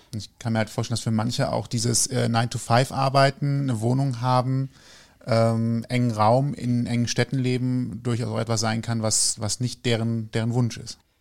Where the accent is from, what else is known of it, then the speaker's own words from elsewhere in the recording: North Rhine-Westphalia, Germany; also born or lived in Cologne; ich bin Rheinländer